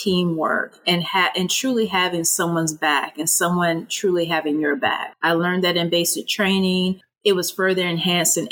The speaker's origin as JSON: {"language": "English", "town": "Augusta", "region": "Georgia", "country": "United States", "tie": "born or raised there", "moved": "as an adult", "said": "I grew up in the South in Augusta, Georgia"}